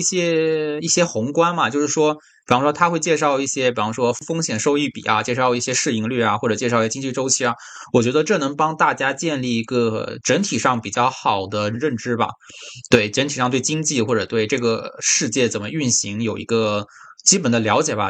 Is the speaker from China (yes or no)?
yes; Wenzhou, Zhejiang, China; 就温州嘛，我是温州人